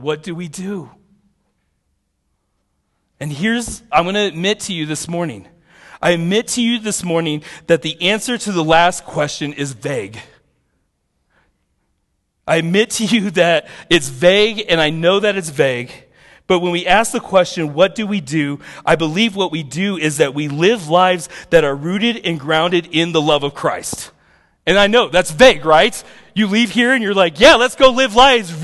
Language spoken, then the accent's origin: English; United States; I'm an American